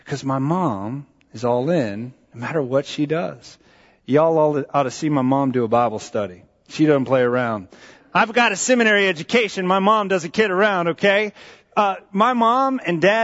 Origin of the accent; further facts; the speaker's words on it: San Antonio, Texas, United States; also born or lived in Maryland; We were living in Maryland when I was in elementary school, and we moved to Texas